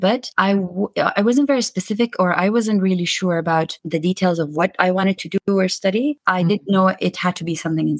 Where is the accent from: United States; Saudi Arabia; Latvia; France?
Saudi Arabia; Khobar, Eastern Province; also born or lived in London; So I grew up in Saudi Arabia. I'm from Saudi Arabia. And I grew up in a city called Khobar. Yeah, that's where I was born, actually, where I grew up, where I went to high school, and where I worked after university